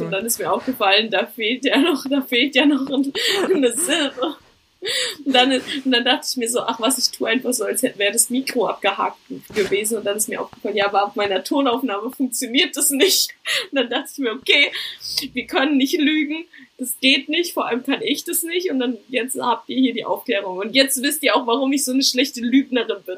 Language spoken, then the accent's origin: German; Germany; moved away; Ich möchte zurück nach Deutschland, um meine Freunde, meine Familie, vor allem meine Katze zu sehen